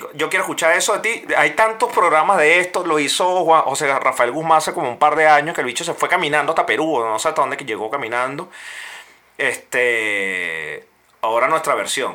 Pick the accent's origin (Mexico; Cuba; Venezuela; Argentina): Venezuela; moved away; como venezolano